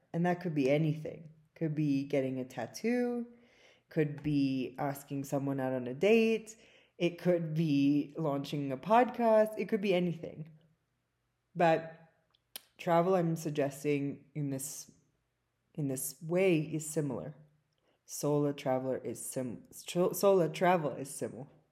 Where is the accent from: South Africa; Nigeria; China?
South Africa; now in California, United States; my native South Africa